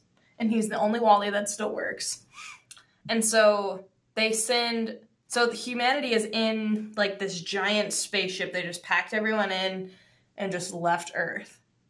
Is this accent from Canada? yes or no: yes; Canada; I'm Canadian.